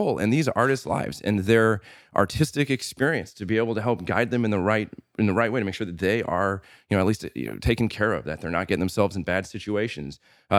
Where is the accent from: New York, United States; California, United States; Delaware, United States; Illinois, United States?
Illinois, United States; Normal; So your punk rock scene isn't this little town that you live in. It's, so I grew up in a town called Normal, Illinois.